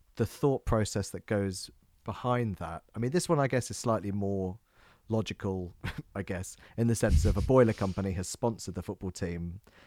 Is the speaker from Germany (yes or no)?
no; England, United Kingdom; we're English